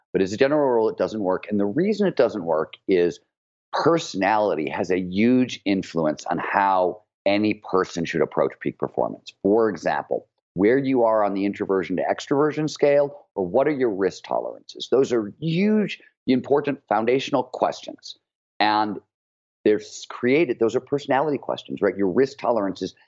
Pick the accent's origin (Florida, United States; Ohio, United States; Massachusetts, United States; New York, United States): Ohio, United States; Cleveland; growing up in Cleveland, Ohio